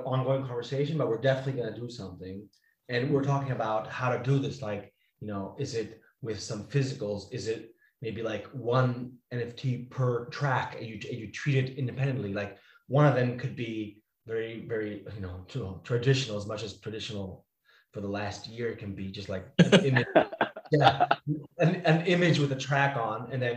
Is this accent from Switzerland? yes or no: yes; Switzerland; first language Italian; English is a second language; moved away; my mother tongue is actually Italian. We're Swiss Italian, Swiss from the Italian side